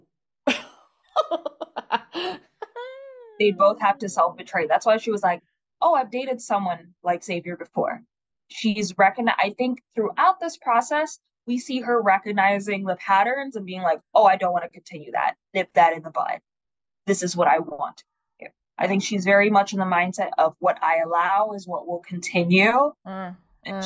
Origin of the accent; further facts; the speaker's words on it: Tanzania; now in United States; I'm from Tanzania